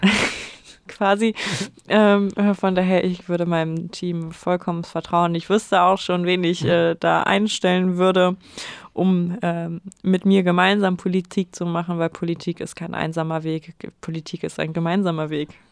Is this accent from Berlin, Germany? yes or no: no; former inner-German border area, Lower Saxony, Germany; ich aus einem äh, ehemaligen Grenzgebiet komme.